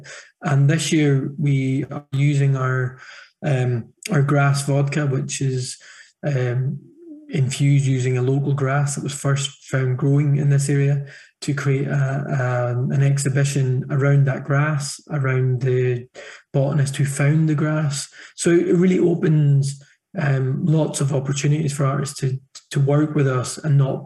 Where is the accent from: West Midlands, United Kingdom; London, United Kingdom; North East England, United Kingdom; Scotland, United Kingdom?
Scotland, United Kingdom; Thurso; I grew up 8 miles west of Dunnet in a town called Thurso